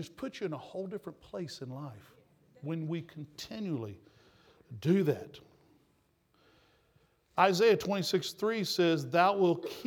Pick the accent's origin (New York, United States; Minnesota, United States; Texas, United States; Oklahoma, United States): Texas, United States; accent: Texas; my Texas accent